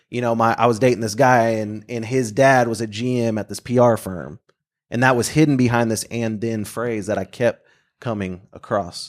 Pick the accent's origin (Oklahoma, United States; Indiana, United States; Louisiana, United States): Oklahoma, United States; Bartlesville; moved away as an adult; now in Oklahoma City, United States; I grew up in Bartlesville, and then I went to the University of Oklahoma